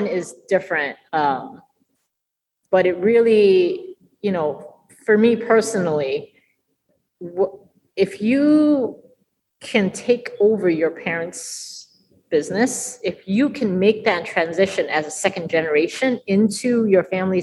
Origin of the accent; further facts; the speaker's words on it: New York, United States; I was born in New York.